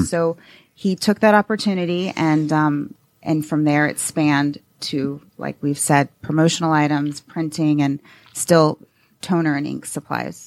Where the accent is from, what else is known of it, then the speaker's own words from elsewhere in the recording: Atlanta, Georgia, United States; I'm a native from Atlanta